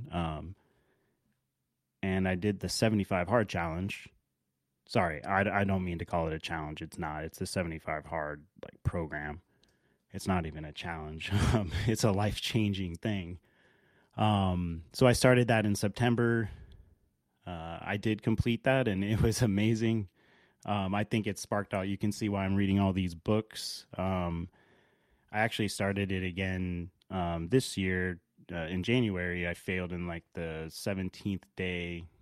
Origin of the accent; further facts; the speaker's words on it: Alaska, United States; also born or lived in Dallas, Texas / Los Angeles, California / Barrow, Alaska / Anchorage, Alaska; I grew up in Alaska, uh, born in Dallas, Texas, moved to Los Angeles, California before the age of one, lived in Los Angeles until six, moved to Anchorage briefly before moving to Barrow, Alaska.